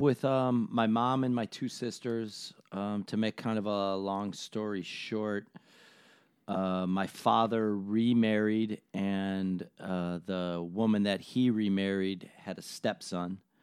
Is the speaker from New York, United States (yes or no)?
yes; Buffalo, New York, United States; I'm from Buffalo